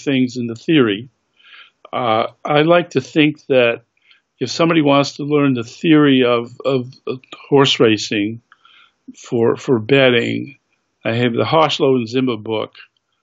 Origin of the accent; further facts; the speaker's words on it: Massachusetts, United States; I grew up in Massachusetts